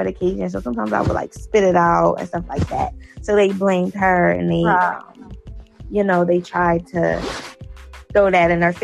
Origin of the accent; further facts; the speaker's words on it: Philadelphia, Pennsylvania, United States; I'm from Philly, but I don't live in Philly. I live, like, in the, like, outside of Philly